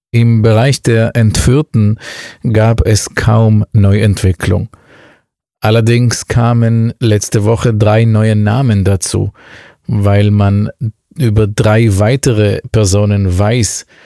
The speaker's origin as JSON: {"language": "German", "country": "Israel", "tie": "born there", "said": "gebürtiger Israeli, Reiseleiter und Buchautor, unter anderem auch zum Thema Nahostkonflikt."}